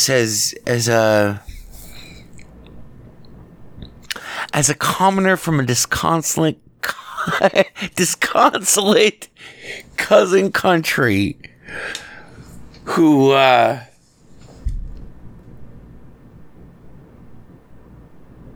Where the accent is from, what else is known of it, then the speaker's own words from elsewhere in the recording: United States; I'm an American. I'm as American as fucking apple pie